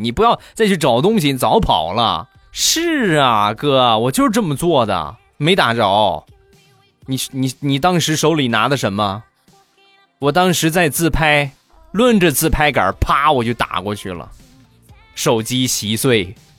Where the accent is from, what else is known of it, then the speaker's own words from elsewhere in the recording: Rizhao, Shandong, China; 我们家乡的特产日照绿茶